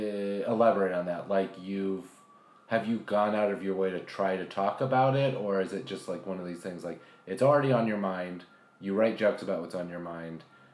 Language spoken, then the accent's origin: English; Los Angeles, California, United States; I'm from the Valley.